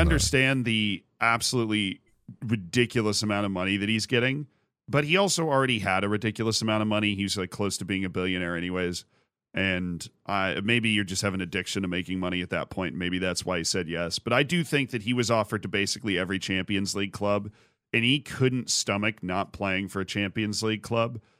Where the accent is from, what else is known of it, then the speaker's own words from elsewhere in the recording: United States; I'm American